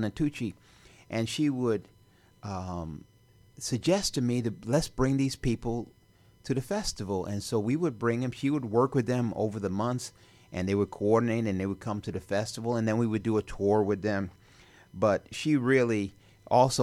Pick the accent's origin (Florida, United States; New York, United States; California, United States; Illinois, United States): Illinois, United States; Chicago; I was from Chicago